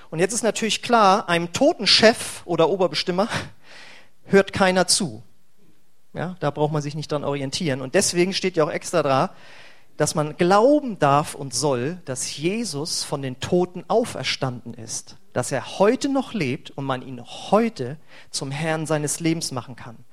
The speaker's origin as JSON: {"language": "German", "town": "Braunschweig", "region": "Lower Saxony", "country": "Germany", "lives_now": "Bremen, Germany", "said": "Als ich vor über oder als ich vor zehn Jahren hierher gezogen bin äh, nach Bremen, ich komme eigentlich vorher aus Braunschweig"}